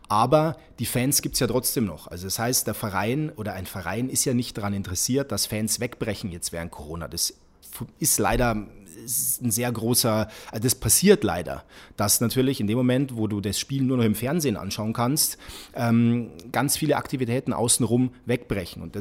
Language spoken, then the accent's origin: German; Ingolstadt, Bavaria, Germany; born there; Und das ist in meinem Ausweis so, nämlich ich wurde einfach in Ingolstadt geboren. Punkt.